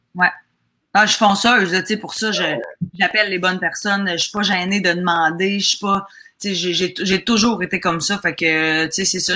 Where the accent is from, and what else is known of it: Chambly, Quebec, Canada; born or raised there; also born or lived in Lac-Saint-Jean, Quebec / Roberval, Quebec; now in Montreal, Canada